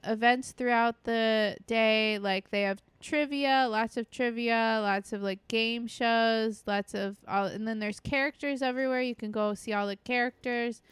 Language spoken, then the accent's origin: English; Port Canaveral, Florida, United States; Port Canaveral, um, which is my hometown